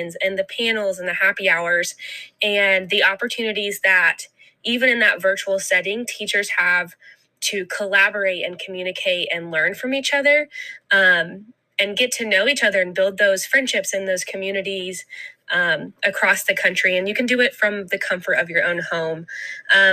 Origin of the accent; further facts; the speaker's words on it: Ogilvie, Minnesota, United States; I am from Ogilvie, Minnesota